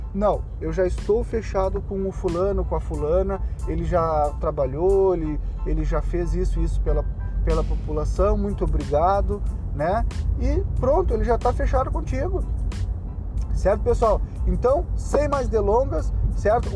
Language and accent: Portuguese; Rio Grande do Sul, Brazil; eu sou do Rio Grande do Sul